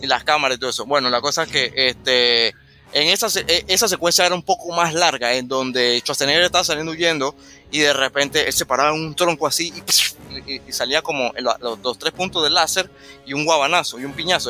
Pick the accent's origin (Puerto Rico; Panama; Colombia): Panama; Santa Librada; yo soy de Santa Librada